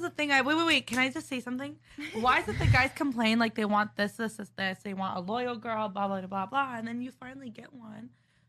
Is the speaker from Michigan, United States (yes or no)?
yes; Detroit, Michigan, United States; moved away as an adult; now in Miami, United States; So, like, I'm from Detroit, so I wasn't born and raised here